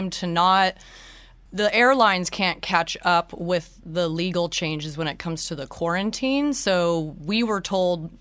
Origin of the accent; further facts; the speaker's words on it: Seattle, Washington, United States; now in Venice, Italy; I'm from Seattle, but I'm currently living in Venice, Italy